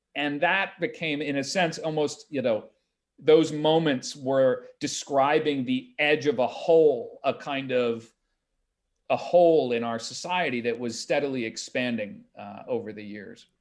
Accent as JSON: {"language": "English", "town": "Greenwich", "region": "Connecticut", "country": "United States", "tie": "born or raised there", "said": "my hometown of Greenwich"}